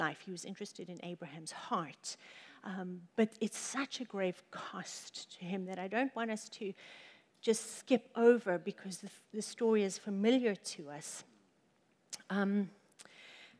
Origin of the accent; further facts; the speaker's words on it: Johannesburg, Gauteng, South Africa; the city that we grew up in South Africa is 50% of the world's gold is from Johannesburg. And so we grew up around gold.